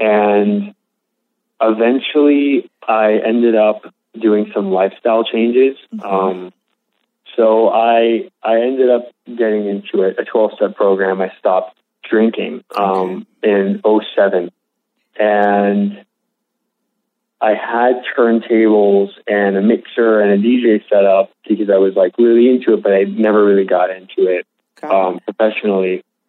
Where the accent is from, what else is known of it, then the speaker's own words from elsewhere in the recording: West Hollywood, California, United States; I grew up in a pretty affluent area. Mm-hmm.